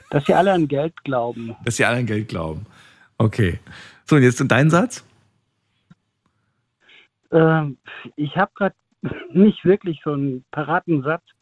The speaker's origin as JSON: {"language": "German", "country": "Germany", "said": "Ich meine, ich bin Deutscher"}